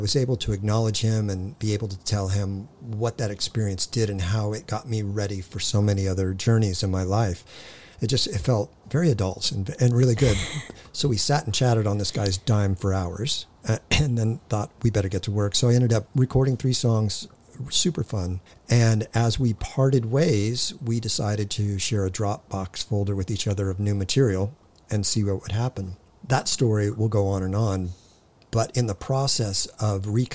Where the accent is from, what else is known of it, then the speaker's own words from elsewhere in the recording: Hawthorne, California, United States; I was born in Hawthorne. I'd still call that L.A.